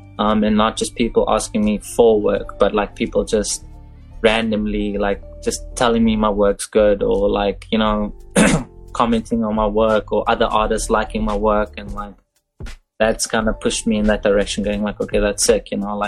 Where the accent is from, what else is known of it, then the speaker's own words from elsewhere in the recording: Dubai, United Arab Emirates; now in Cape Town, South Africa; because I came down here from Dubai not knowing much, not knowing anyone. Like, out of the blue, this random, like, colored guy from Dubai just rocking up in Cape Town, South Africa, going, oh, I want a tattoo now.